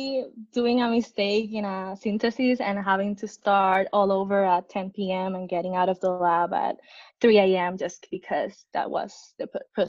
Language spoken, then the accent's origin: English; San Juan, Puerto Rico; I was born and raised in San Juan, Puerto Rico